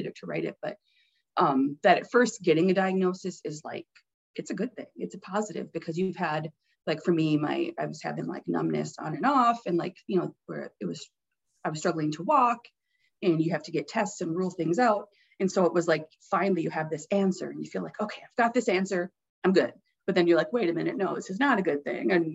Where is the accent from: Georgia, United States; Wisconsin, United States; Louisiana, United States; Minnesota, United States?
Minnesota, United States; Deer River; I'm from a small town, so the bookmobile would come